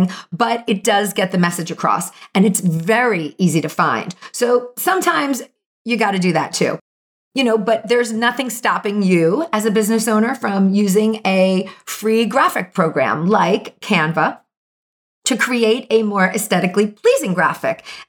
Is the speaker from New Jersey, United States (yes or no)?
yes; New Jersey, United States; moved away; also born or lived in Brooklyn, New York; I am from Jersey and I know good pizza. And I did my many year stint in Brooklyn